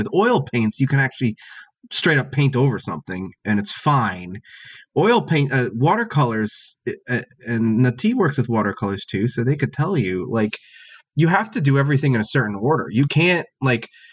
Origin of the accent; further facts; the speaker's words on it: New Jersey, United States; where I grew up in New Jersey